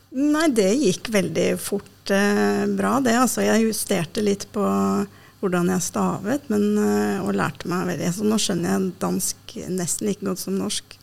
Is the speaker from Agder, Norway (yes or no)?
no; Oslo, Norway; also born or lived in Denmark; jeg er født og oppvokst i Oslo